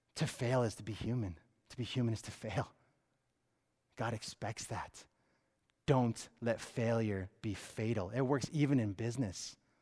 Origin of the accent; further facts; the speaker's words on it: Connecticut, United States; moved away as an adult; also born or lived in Phoenix, Arizona; I grew up in Connecticut.